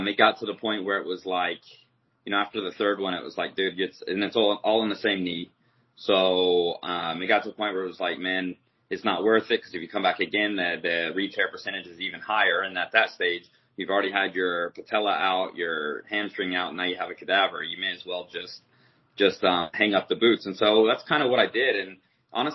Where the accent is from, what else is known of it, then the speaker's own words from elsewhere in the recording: United States; as an American